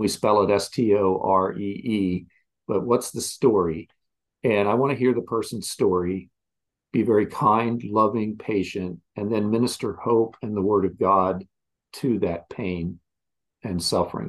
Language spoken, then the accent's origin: English; Westminster, Maryland, United States; moved away; also born or lived in Virginia; I grew up in Westminster, Maryland.